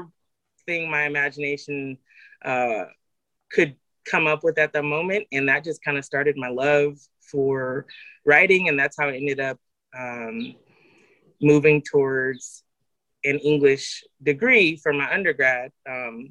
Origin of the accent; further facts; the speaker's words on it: Central Valley, California, United States; I grew up in the Central Valley